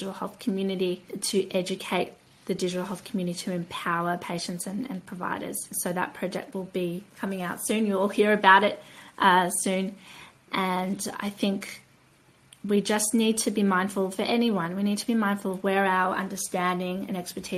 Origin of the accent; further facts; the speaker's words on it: Australia; I come from Australia. Australia